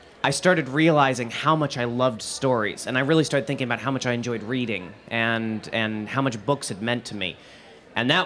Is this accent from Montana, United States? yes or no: yes; Montana, United States; born or raised there